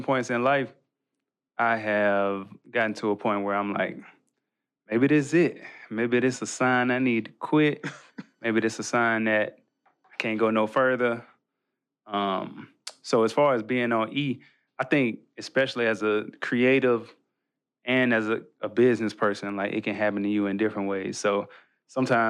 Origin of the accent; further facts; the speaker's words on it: Birmingham, Alabama, United States; our church growing up in Birmingham